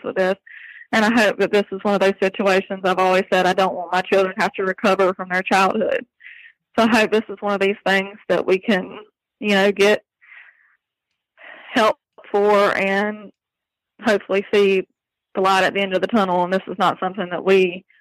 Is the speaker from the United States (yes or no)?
yes; Florida, United States; I moved back to my hometown to get away from that county, hoping to find safety over here where I'm from.